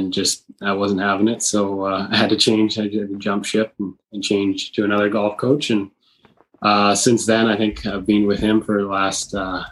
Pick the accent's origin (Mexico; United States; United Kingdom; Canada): Canada; Vancouver, British Columbia; now in Vancouver Island, Canada; I'm from Vancouver. Originally was born there. I live on Vancouver Island.